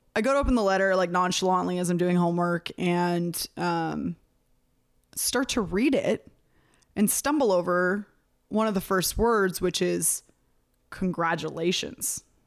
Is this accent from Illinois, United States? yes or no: no; near Sacramento, California, United States; also born or lived in San Diego; I was still living at home. I was at the college that was outside of my hometown